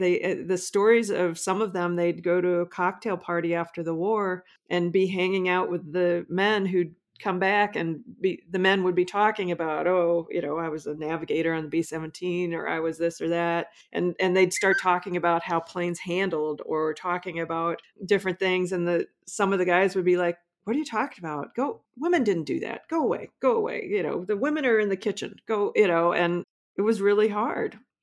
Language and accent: English; Omaha, Nebraska, United States; I grew up in Omaha, not far from Sac Air Force Base